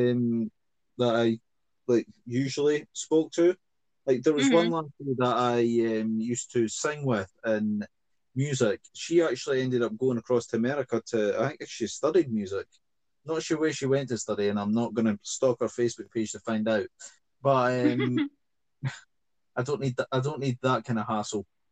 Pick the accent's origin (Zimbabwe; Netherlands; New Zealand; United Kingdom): United Kingdom; Scotland; accent: Scottish; my Scottish accent